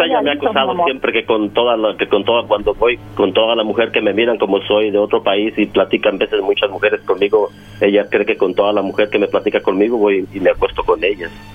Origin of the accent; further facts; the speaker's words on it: Mexico; yo soy de México